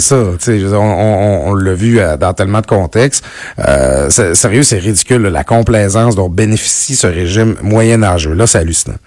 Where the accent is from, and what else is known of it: Quebec, Canada; born or raised there